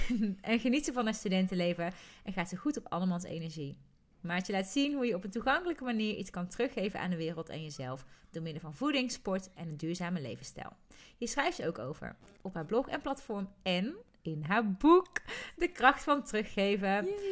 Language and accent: Dutch; North Brabant, Netherlands; accent: soft G; ik weet dat er sommige mensen ook kunnen genieten van mijn zachte G